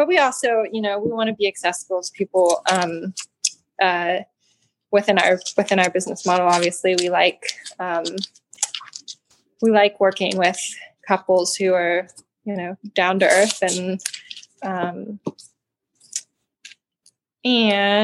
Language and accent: English; Atlanta, Georgia, United States; moved away as an adult; now in Marshall, United States; I grew up in Georgia originally. I'm from Atlanta